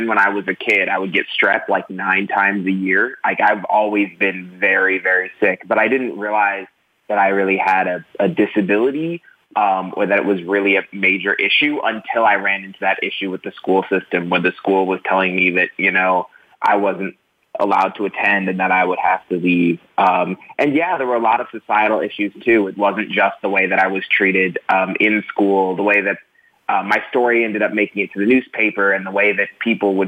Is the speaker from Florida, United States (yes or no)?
yes; Jacksonville, Florida, United States; moved away as an adult; I grew up in Jacksonville, Florida